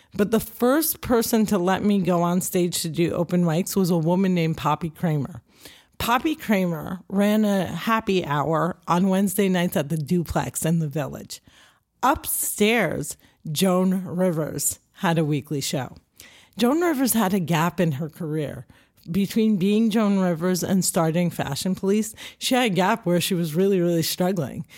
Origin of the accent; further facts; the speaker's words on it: Cliffside Park, New Jersey, United States; I'm a Jersey girl. I'm born and raised in New Jersey